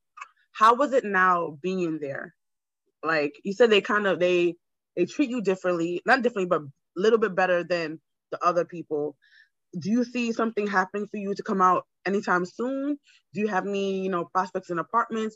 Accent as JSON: {"language": "English", "country": "Jamaica", "also_born_or_lived": "Queens, New York", "moved": "yes", "lives_now": "New York, United States", "said": "I'm Jamaican"}